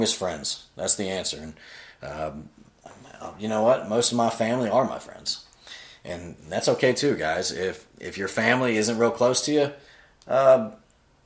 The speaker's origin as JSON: {"language": "English", "region": "Florida", "country": "United States", "also_born_or_lived": "Virginia / Greenville, South Carolina", "moved": "as an adult", "said": "I'm from Florida"}